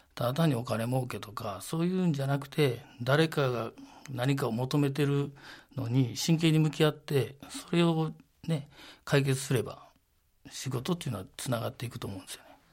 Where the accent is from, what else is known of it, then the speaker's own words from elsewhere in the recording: Sakai, Osaka, Japan; moved away as an adult; now in Gunma, Japan; 堺出身ですっていうのはなんとなく誇りに思ってますけど